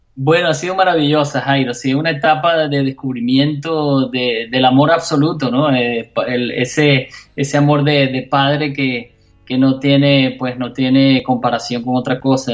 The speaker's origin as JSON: {"language": "Spanish", "country": "Venezuela", "moved": "yes", "lives_now": "Miami, United States", "said": "mi país, en Venezuela"}